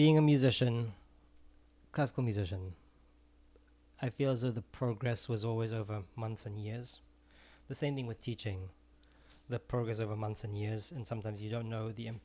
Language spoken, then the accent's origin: English; Israel; moved away; I'm originally from Israel